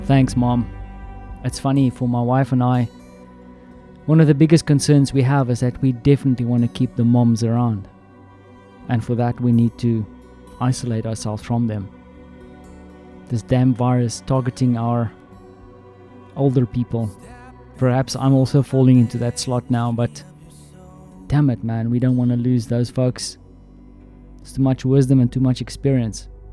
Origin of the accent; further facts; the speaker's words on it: South Africa; moved away; my home country, South Africa